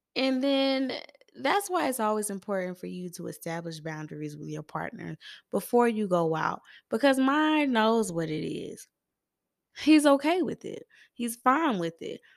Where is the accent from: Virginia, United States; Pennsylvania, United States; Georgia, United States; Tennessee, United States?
Georgia, United States; Atlanta; I am from East Atlanta